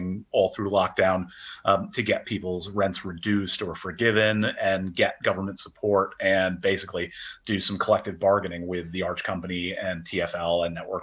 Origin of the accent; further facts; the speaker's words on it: Syracuse, New York, United States; moved away as an adult; now in London, United Kingdom; New York, right, upstate, okay. So yeah. Syracuse area, almost Canada.